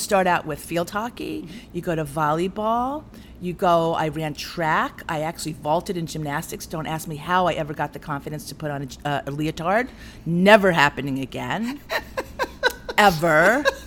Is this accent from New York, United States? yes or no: yes; New York, United States; I grew up in New York